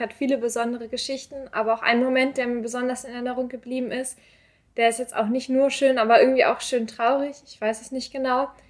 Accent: Glinde, Schleswig-Holstein, Germany; born or raised there; moved away as an adult; now in Hamburg, Germany

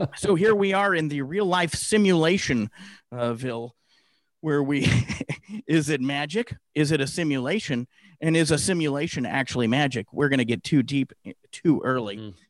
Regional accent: Santa Clara, California, United States; growing up in the Bay Area, uh, Silicon Valley, Santa Clara, California, to be specific

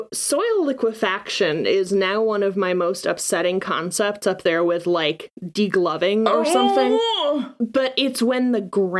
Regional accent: Washington, United States; growing up in Washington.

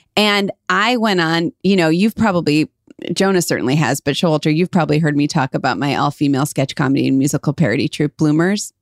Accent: Cleveland, Ohio, United States; we're from Cleveland, we just assumed everyone is like that about their hometown

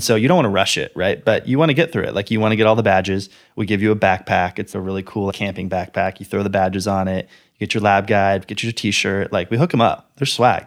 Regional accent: Bay Area, Silicon Valley, California, United States; also born or lived in Los Angeles, California; I grew up in the Bay Area, so I kinda grew up in the tech world. I grew up in Silicon Valley

